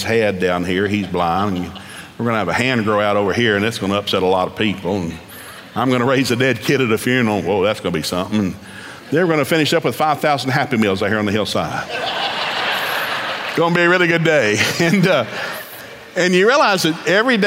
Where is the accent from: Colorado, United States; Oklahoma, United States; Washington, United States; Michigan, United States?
Oklahoma, United States; also born or lived in East Tennessee; being an Okie